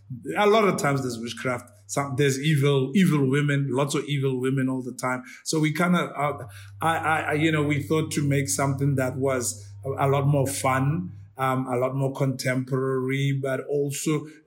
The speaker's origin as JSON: {"language": "English", "country": "South Africa", "said": "even as South African"}